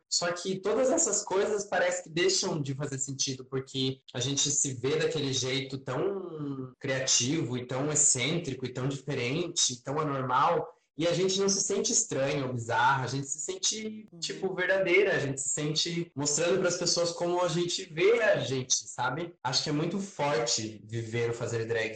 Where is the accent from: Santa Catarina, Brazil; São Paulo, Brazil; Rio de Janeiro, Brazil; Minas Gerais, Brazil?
Santa Catarina, Brazil; Santa Cecília; moved away as an adult; now in Florianópolis, Brazil; Eu vim do interior de Santa Catarina, né, da Serra Catarinense, uma cidade chamada Santa Cecília, fica perto de Lages, Curitibano, por ali.